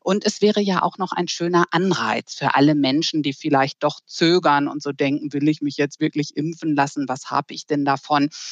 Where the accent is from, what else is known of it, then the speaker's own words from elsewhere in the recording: Germany; bei uns in Deutschland